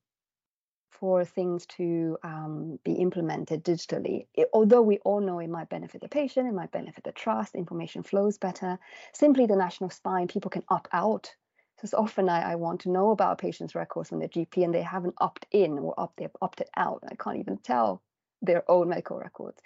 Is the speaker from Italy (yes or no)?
no; Taiwan; now in United Kingdom; I'm from Taiwan originally